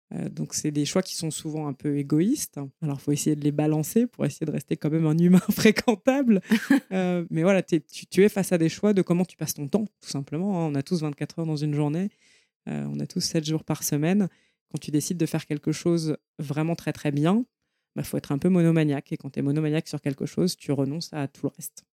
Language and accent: French; Paris, Île-de-France, France; je viens de Paris. Euh, je suis née dans le 14e. J'ai grandi, j'ai fait mes études à Paris